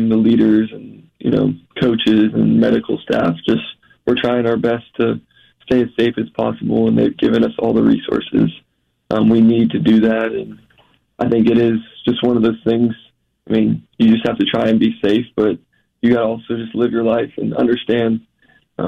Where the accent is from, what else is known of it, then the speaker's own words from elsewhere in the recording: Jacksonville, Florida, United States; I'm from Jacksonville and watched the Jags growing up and went to games